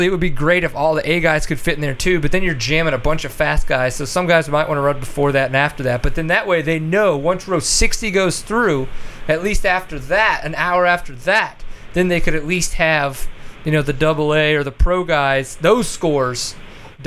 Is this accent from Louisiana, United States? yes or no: yes; Louisiana, United States; now in Texas, United States; growing up in Louisiana, raced the SARA